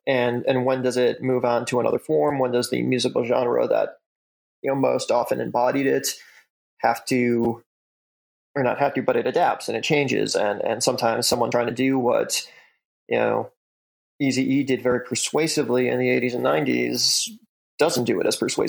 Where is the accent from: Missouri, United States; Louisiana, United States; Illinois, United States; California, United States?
Illinois, United States; I'm born and raised in the Chicago suburbs.